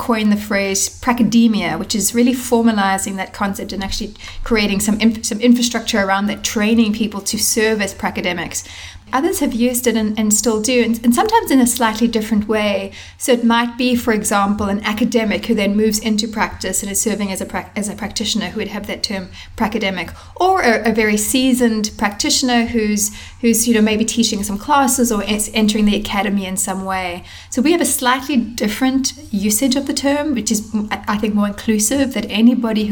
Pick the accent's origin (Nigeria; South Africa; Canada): South Africa; now in United States; I am originally from South Africa